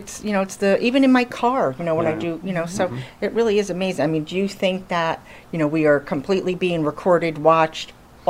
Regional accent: Connecticut, United States; moved away; I'm from Connecticut

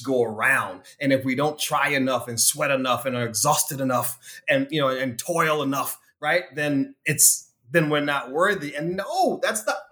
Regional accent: South Carolina, United States; also born or lived in New York; now in Hollywood, Florida, United States; I'm a born and raised country boy, Robin. So I'm from South Carolina originally

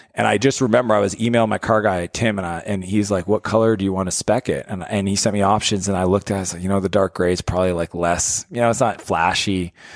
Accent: Canada; I'm a Canadian

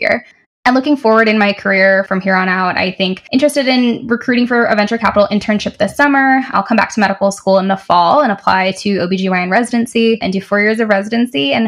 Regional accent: Canton, Michigan, United States; also born or lived in Detroit, Michigan; I am from Canton, Michigan, and I went to Wayne State University for undergrad in Detroit

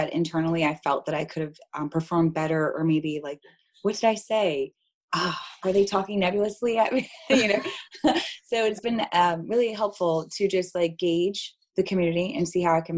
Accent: New Jersey, United States; now in Baltimore, United States; I'm from New Jersey

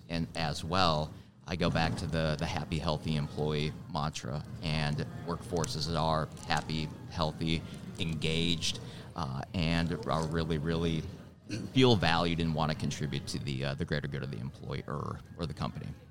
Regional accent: Milwaukee, Wisconsin, United States; also born or lived in Twin Cities, Minnesota; now in Charlotte, United States; I'm from Milwaukee originally

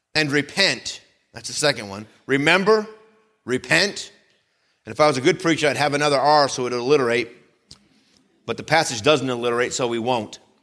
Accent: Vermont, United States; moved away; where I grew up in Vermont

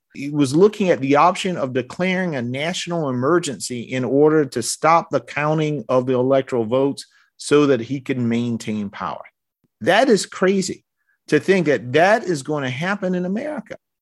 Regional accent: South Carolina, United States; I'm from Mister Claverin's district.

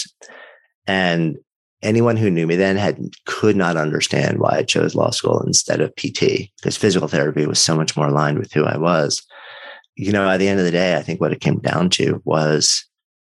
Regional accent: outside of New York, United States; I grew up outside of New York, but you know, around the city a bunch.

